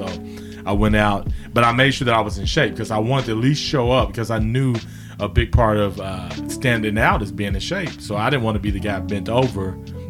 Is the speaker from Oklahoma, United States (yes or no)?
yes; Guthrie, Oklahoma, United States; So the quick introduction is, I'm from Guthrie.